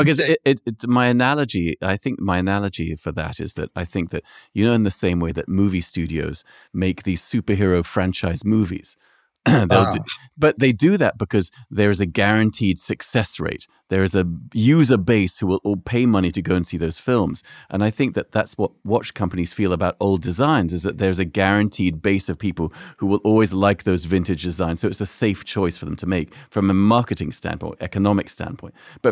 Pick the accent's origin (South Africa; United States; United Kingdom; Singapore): United Kingdom; London; also born or lived in Casablanca, Morocco; And I think my mother was French, so I grew up in London and Casablanca and spent a lot of time in Paris.